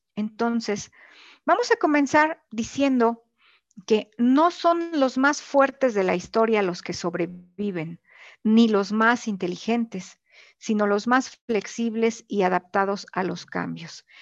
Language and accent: Spanish; Mexico; esta crianza que nosotros hemos tenido como mexicanos